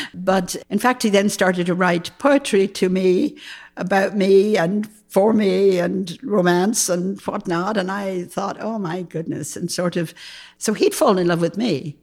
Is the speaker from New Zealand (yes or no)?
no; Dublin, Leinster, Ireland; moved away as an adult; also born or lived in New York / Los Angeles; now in Berkeley, United States; I grew up in Dublin, Ireland